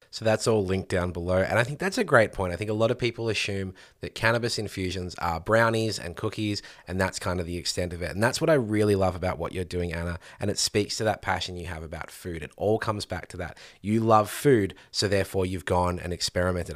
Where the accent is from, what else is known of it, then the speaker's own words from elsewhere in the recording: Victoria, Australia; here in Victoria, my home state